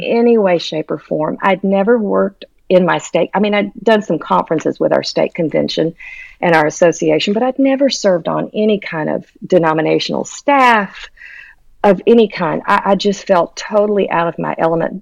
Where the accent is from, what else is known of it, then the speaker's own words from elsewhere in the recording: Houston, Texas, United States; moved away as an adult; now in Tennessee, United States; by the time I was in fifth grade, we settled in Houston, Texas